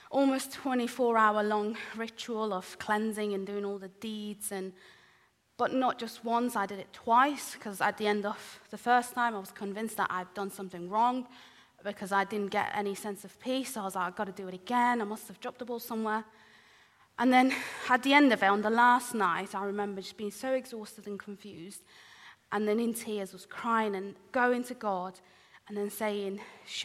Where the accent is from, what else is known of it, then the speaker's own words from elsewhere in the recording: Iran; moved away; I was born in the Middle East, in Iran